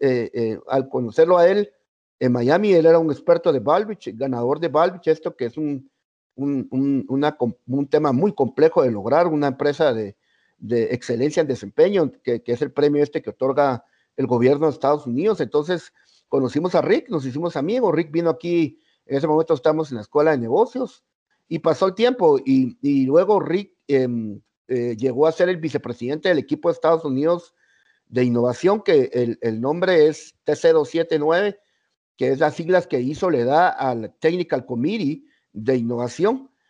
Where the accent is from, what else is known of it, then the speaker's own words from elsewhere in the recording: Guatemala; los guatemaltecos